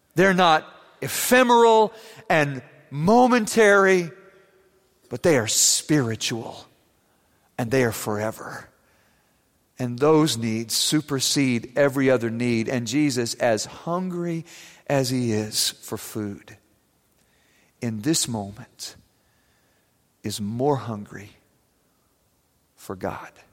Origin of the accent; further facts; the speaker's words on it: Germany; moved away; Growing up in Germany, I used to ride with my classmates down the Rhine River in a boat